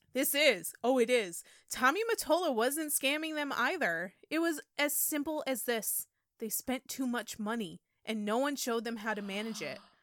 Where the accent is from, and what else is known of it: upstate New York, United States; born or raised there; moved away